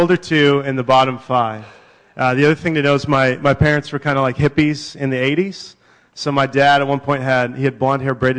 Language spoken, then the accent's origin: English; Yakima, Washington, United States; born or raised there; moved away as an adult; also born or lived in San Diego, California / Wenatchee, Washington / Redmond, Washington; now in Bellevue, United States